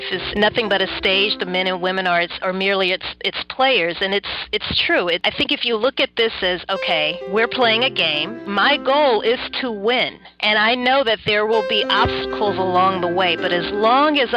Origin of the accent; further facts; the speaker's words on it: Baton Rouge, Louisiana, United States; also born or lived in New Orleans, Louisiana; I am originally from Baton Rouge, Louisiana